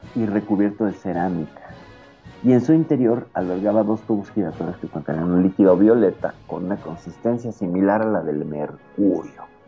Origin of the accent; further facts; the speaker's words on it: Mexico; aquí en mi país